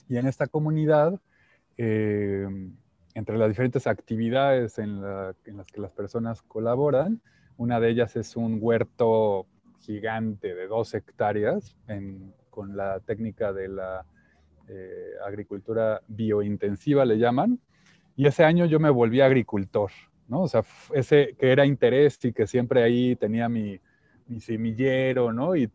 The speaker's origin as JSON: {"language": "Spanish", "country": "Mexico", "said": "Eh, yo soy, bueno, por mi nombre … soy mexicano-inglés."}